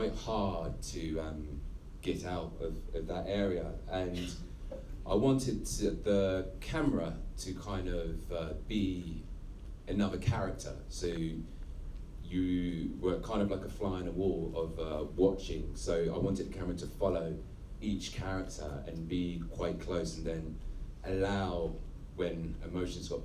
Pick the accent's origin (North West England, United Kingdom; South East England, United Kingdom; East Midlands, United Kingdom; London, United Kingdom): South East England, United Kingdom; Havant; I grew up in Leigh Park, and it was one of the biggest housing estates